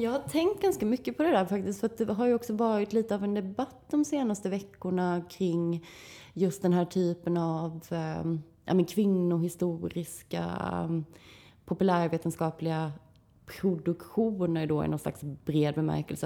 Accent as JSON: {"language": "Swedish", "town": "Växjö", "region": "Kronoberg County", "country": "Sweden", "tie": "born or raised there", "said": "i mina hemtrakter i, i Växjö"}